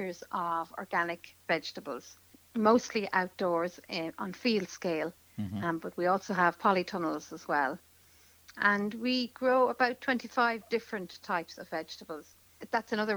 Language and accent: English; Dublin, Leinster, Ireland; moved away; I grew up in Dublin